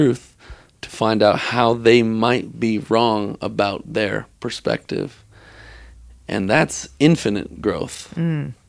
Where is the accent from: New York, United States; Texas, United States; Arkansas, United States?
Texas, United States; I grew up Christian. I grew up in Texas, but I moved to Colorado.